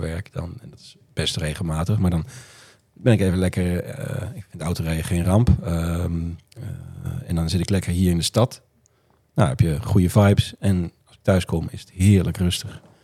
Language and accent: Dutch; Roden, Drenthe, Netherlands; also born or lived in Groningen; now in Friesland, Netherlands; ik ben opgegroeid in Noord-Drenthe, Rode